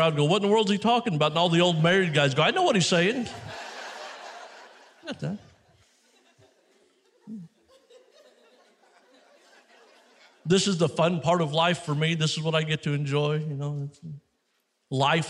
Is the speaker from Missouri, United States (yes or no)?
yes; Missouri, United States; I come from Missouri.